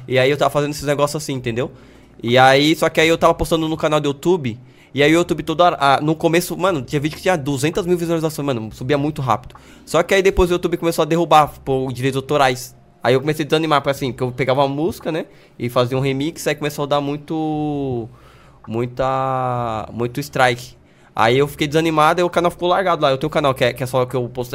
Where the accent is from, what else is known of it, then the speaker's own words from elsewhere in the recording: Brazil; eu sou brasileiro